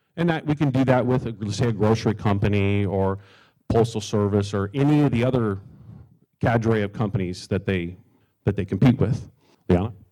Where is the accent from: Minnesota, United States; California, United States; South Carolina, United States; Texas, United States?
California, United States; Southern; I am from Southern California.